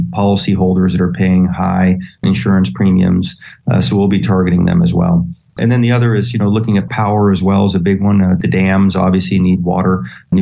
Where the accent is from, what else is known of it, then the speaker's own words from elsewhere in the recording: Texas, United States; And I'm a Texan. I grew up in Texas